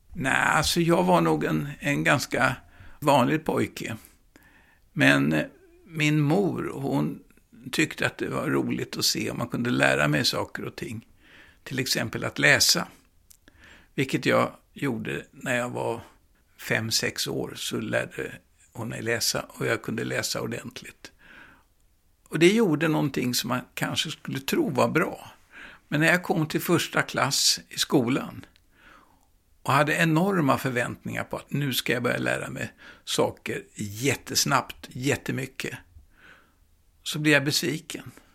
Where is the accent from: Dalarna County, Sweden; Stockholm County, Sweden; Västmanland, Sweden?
Stockholm County, Sweden; Stockholm; jag växte upp i Gamla stan på Stora Nygatan